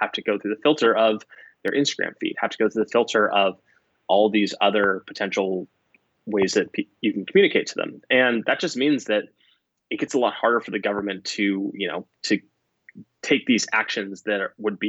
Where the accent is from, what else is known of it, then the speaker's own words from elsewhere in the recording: United States; as an American